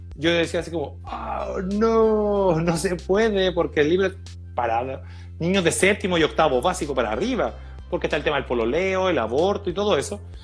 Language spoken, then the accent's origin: Spanish; Maipú, Santiago Metropolitan Region, Chile; yo soy de Maipú desde siempre, yo llegué acá a los 5 años, entonces una vida completa, tengo 38, y una vida entera siendo maipucino